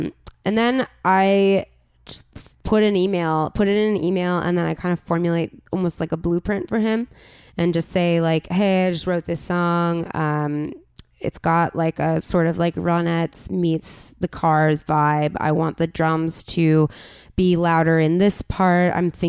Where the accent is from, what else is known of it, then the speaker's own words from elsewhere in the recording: La Crescenta, California, United States; I've always lived on the east side. I grew up in La Crescenta, which uh-huh. is above Glendale.